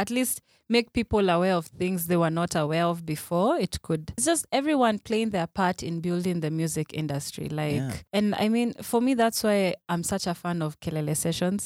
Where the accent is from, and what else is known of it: Kenya